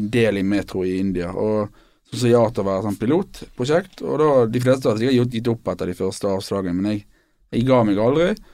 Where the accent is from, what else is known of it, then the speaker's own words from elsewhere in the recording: Bergen, Vestland, Norway; also born or lived in London; vi er bergensere begge to, og erkebergensere